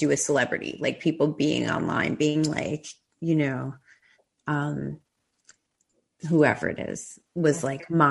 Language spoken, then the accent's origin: English; New York, United States; moved away as an adult; also born or lived in Los Angeles; I grew up in New York, and then I lived in LA for like all of my 20s.